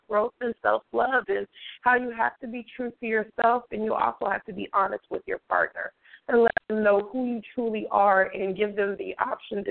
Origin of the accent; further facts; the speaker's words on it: San Francisco Bay Area, California, United States; I'm from the Bay Area in California, San Francisco Bay